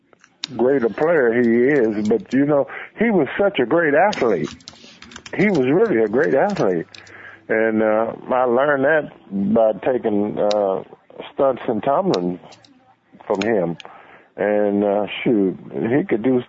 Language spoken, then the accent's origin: English; Memphis, Tennessee, United States; being from Memphis